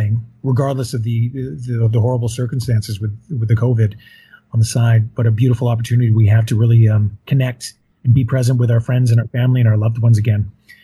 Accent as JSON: {"language": "English", "region": "Yukon", "country": "Canada", "tie": "born or raised there", "said": "I grew up in Yukon"}